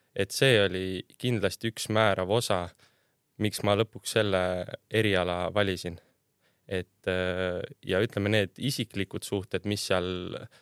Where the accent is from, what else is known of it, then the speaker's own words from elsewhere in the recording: Värska, Põlva County, Estonia; ma olen Tallinnast päris kaugelt pärit, Värskast